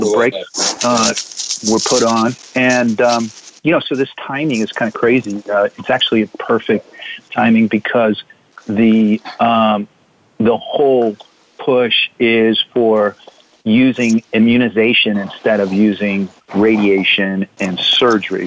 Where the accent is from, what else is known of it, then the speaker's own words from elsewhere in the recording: Virginia, United States; moved away as an adult; also born or lived in Arizona; I'm from Virginia